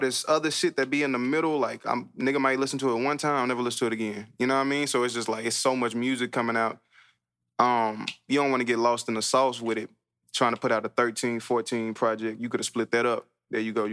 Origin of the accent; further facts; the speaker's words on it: Fort Worth, Texas, United States; Elinor is a street I grew up on in Fort Worth on the north side. That's where I was born